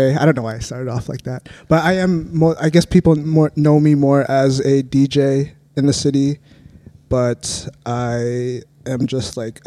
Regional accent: Saskatoon, Saskatchewan, Canada; I am born and raised in Saskatoon

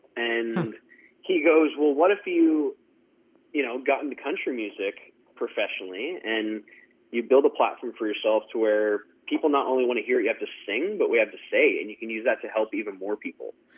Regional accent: Surrey, British Columbia, Canada; I grew up in Surrey, British Columbia, which is definitely a city

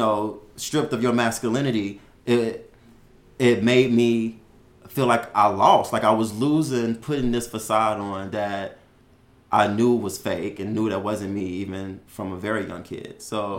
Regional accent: Chicago, Illinois, United States; I was born and raised in Chicago, Illinois.

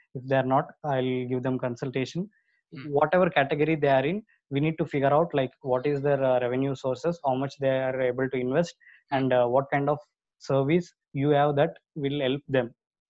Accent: India; first language Telugu; English is a second language; my regional language, Telugu

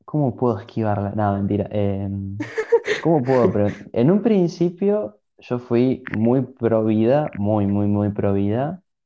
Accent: Argentina

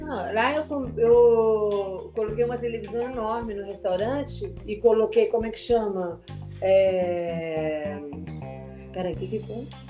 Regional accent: Mato Grosso do Sul, Brazil; Eu sou de Mato Grosso do Sul

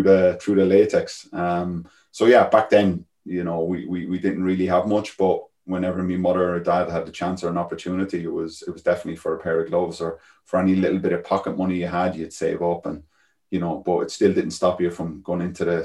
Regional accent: Galway, Connacht, Ireland; Galway where I come from, the west coast of Ireland

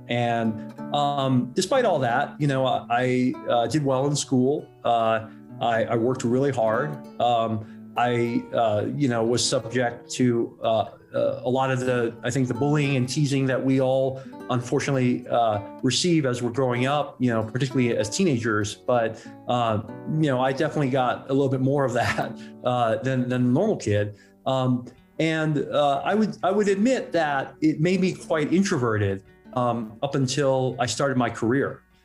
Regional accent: Hong Kong; we were living, we grew up in Hong Kong

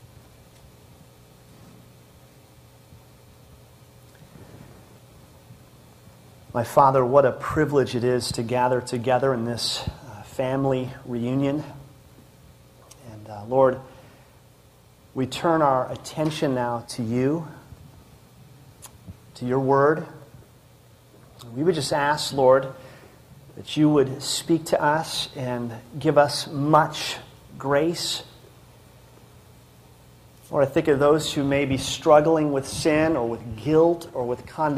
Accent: Minnesota, United States; moved away as an adult; also born or lived in Colorado; now in Littleton, United States; I am from Minnesota

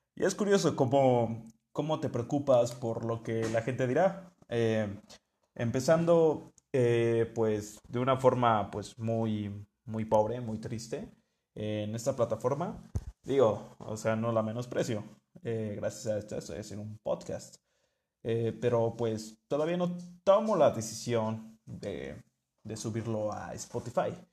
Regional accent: Mexico; vengo de México

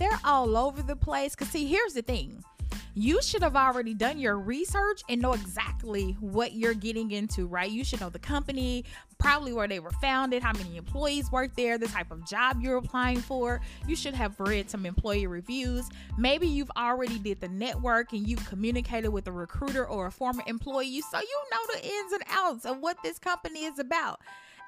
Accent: Memphis, Tennessee, United States; I'm from Memphis.

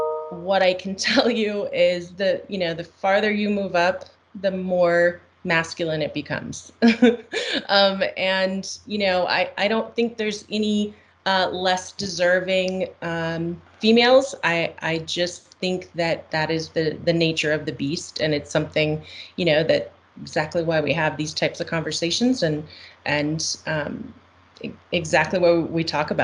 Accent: Costa Rica; I grew up in Costa Rica in Central America, so I'm bilingual.

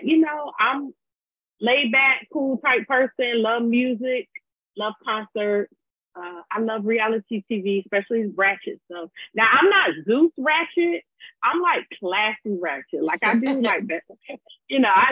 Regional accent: Virginia Beach, Virginia, United States; I'm from Virginia Beach, Virginia. 757, 2 up, 2 down

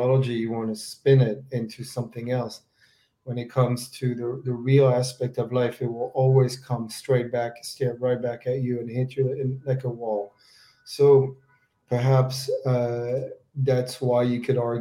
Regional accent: France; now in United States; growing up in France and later in the U.S.

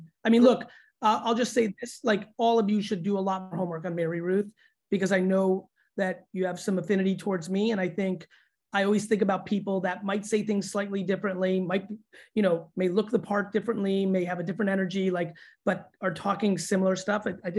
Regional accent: Russia; born there; so I was born in the Soviet Union.

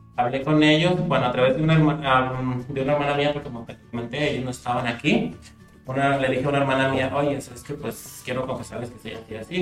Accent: Huanusco, Zacatecas, Mexico; mis papás tuvieron que salir de mi pueblo. Se fue toda mi familia, yo me quedé solo viviendo en Guanusco.

